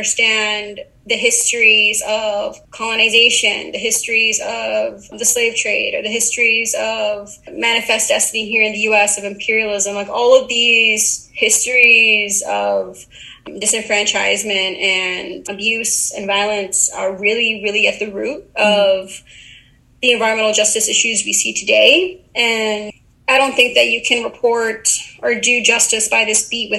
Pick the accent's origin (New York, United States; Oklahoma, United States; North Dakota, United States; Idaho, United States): New York, United States; Uniondale; my hometown, Uniondale, New York, which is a suburb on Long Island